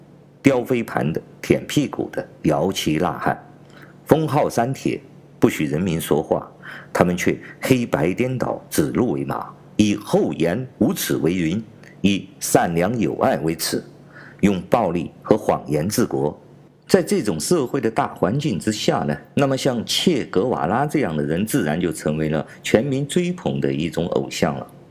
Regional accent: China; 所以说，强盗文化和流氓文化呢，是在我们中国非常普遍的一个现象，甚至可以说是构建了我们中国人文环境的最重要的基础。

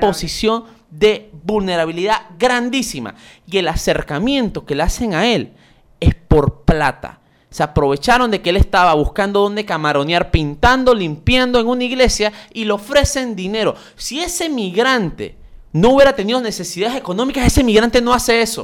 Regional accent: Panama; eso está prácticamente impregnado en nuestro ADN como panameños

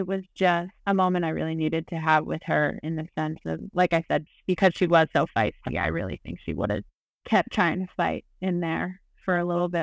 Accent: Delaware, United States; I grew up in Delaware, but all of my family is from New York

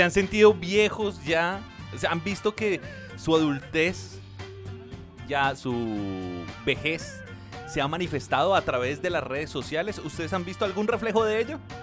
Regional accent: Soacha, Cundinamarca, Colombia; Yo crecí en Suacha, era más barato

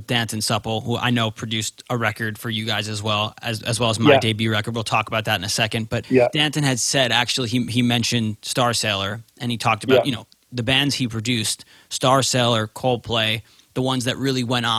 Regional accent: England, United Kingdom; Just so you all know, I'm from England.

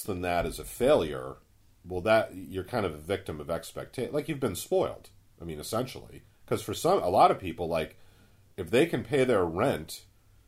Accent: Braintree, Massachusetts, United States; moved away as an adult; also born or lived in Bronx, New York; I grew up in Braintree, Massachusetts, very, you know, middle-class, upper-middle-class suburbs

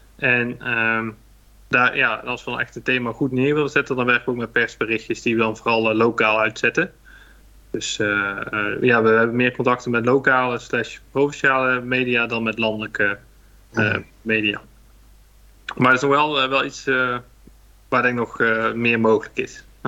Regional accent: Hilvarenbeek, North Brabant, Netherlands; also born or lived in Nijmegen; now in Rosmalen, Netherlands; geboren in Hilvarenbeek, vlakbij de de grens met België

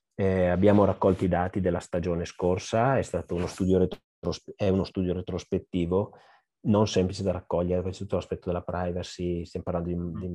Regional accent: Brescia, Lombardy, Italy; io bresciano

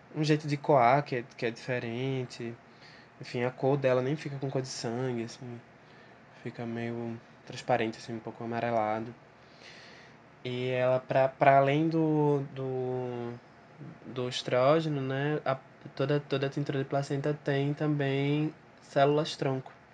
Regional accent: Recife, Pernambuco, Brazil; sou de Recife

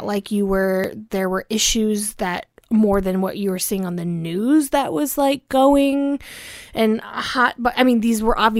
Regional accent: Cincinnati, Ohio, United States; But I also grew up in Cincinnati, Ohio.

